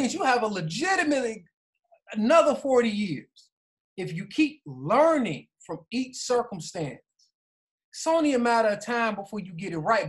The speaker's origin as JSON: {"language": "English", "country": "United States", "said": "we being African American"}